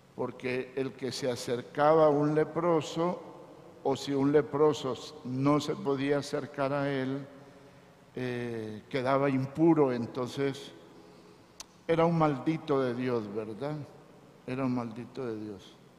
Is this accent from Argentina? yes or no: no; Teculután, Zacapa, Guatemala; Dicen que no soy de aquí, soy de Zacapa, de Teculután, de un pueblito.